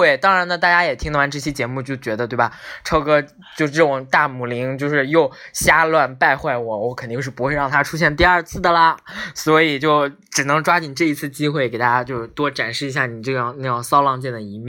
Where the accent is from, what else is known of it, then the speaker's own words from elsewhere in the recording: Northeast China, China; 其实我是东北人啊